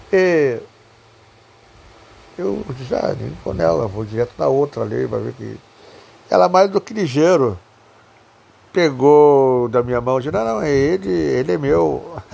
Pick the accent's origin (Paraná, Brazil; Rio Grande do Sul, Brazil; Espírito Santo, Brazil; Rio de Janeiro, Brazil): Rio Grande do Sul, Brazil; Jaguarão; Eu sou natural de Jaguarão.